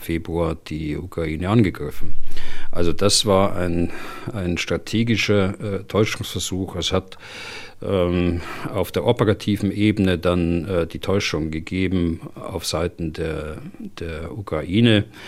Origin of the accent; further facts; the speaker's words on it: Germany; bei uns in Deutschland